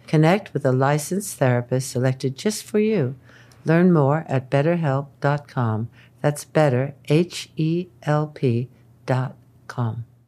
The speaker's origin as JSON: {"language": "English", "country": "United States", "tie": "born or raised there", "said": "growing up in the United States"}